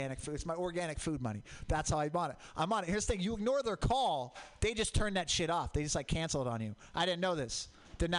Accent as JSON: {"language": "English", "town": "Portland", "region": "Oregon", "country": "United States", "tie": "born or raised there", "said": "I grew up in Portland. Mount Hood, volcanic"}